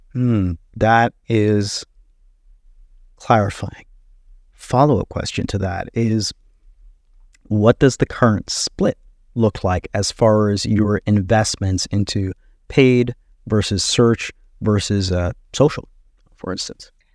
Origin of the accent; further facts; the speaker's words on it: Jamaica; now in United States; we are from Jamaica